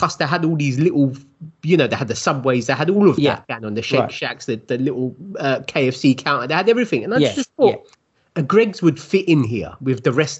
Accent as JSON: {"language": "English", "region": "London", "country": "United Kingdom", "said": "South London"}